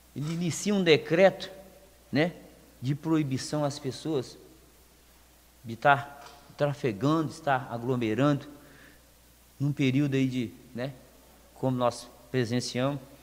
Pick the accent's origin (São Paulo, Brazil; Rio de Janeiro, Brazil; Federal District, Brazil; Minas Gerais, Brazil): Minas Gerais, Brazil; Lagoa Santa; sou nascido aqui em Lagoa Santa